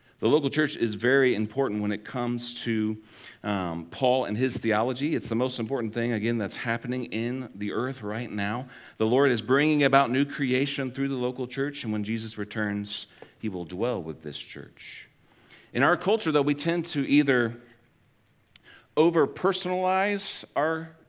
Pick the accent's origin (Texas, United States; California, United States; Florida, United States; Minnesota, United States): Florida, United States; growing up in Florida, that was a long trip to go from Florida to Washington, D.C.